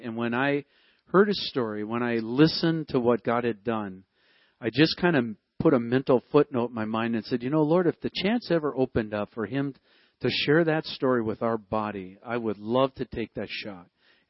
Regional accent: Wisconsin, United States; we grew up in Wisconsin.

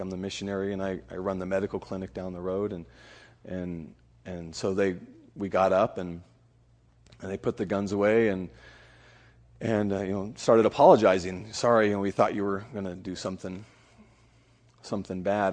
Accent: California, United States; now in Honduras; I'm originally from California

